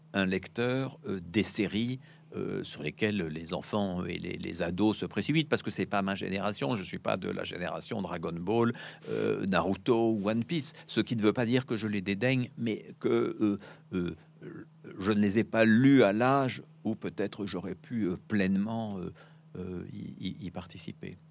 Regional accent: France; moved away; also born or lived in Brussels; je suis français

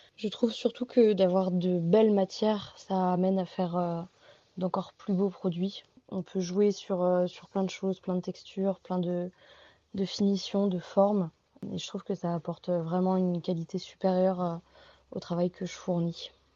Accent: Trégueux, Brittany, France; also born or lived in Paris; j'ai grandi ici donc à Trégueux

